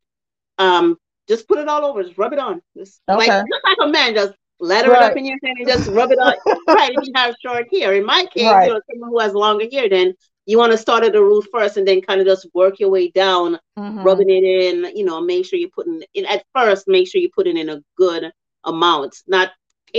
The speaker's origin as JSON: {"language": "English", "country": "Jamaica", "moved": "yes", "said": "I'm from Jamaica"}